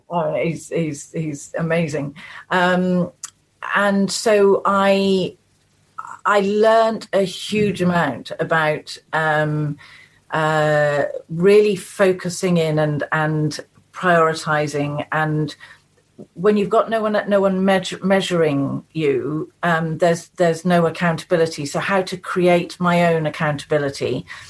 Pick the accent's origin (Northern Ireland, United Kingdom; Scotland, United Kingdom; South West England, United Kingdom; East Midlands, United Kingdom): South West England, United Kingdom; the Cotswolds; now in Chilterns, United Kingdom; I was born and brought up in the Cotswolds. I now live in the Chilterns.